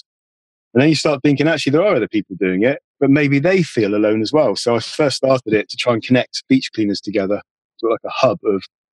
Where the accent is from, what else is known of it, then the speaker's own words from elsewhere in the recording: Devon, South West England, United Kingdom; I've always lived in Devon.